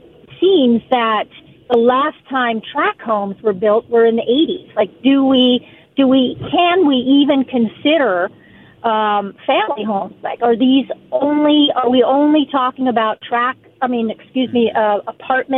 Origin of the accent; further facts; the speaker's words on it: California, United States; as a Californian